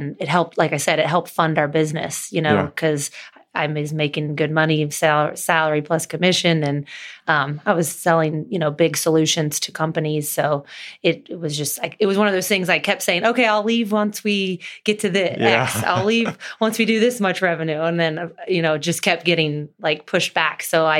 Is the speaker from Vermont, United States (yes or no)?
no; Cincinnati, Ohio, United States; And then obviously all our friends and family, we grew up in Cincinnati, so we were pretty connected between college and golfing and high school and family.